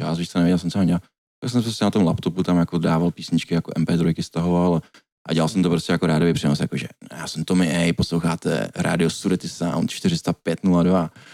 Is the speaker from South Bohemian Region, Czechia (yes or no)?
no; Děčín, Ústí nad Labem Region, Czechia; moved away; u nás v Děčíně